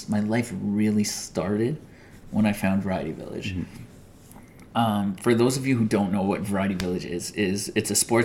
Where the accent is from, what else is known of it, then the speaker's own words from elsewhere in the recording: Toronto, Ontario, Canada; White boy growing up in Toronto